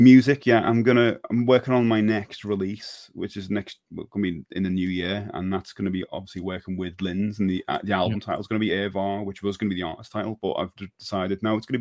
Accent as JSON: {"language": "English", "town": "Liverpool", "region": "North West England", "country": "United Kingdom", "said": "proud to say from Liverpool"}